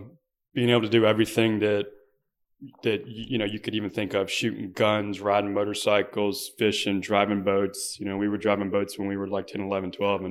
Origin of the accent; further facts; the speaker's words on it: Beaufort, South Carolina, United States; there's an island on the way to Fripp called St. Helen Island, and that's where that's where we grew up.